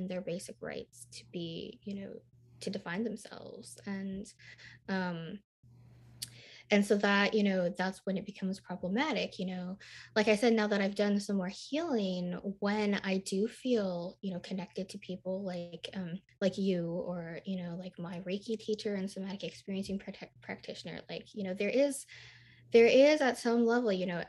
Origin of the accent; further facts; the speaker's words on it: Midwest, United States; also born or lived in Nashville, United States; I lived in Nashville, Tennessee, and I was raised in the Midwest, which is very close to the South and has a lot of Southern culture